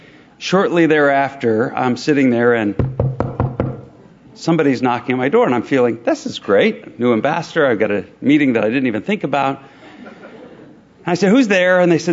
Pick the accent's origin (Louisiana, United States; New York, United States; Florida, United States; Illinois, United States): Illinois, United States; Chicago; moved away as an adult; now in Ottawa, Canada; it's the sister city of my hometown, Chicago. It's become my second home here in Canada.